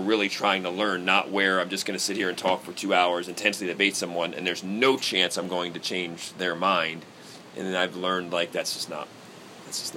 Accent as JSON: {"language": "English", "country": "United States", "tie": "born or raised there", "said": "I grew up outside of Washington, D.C."}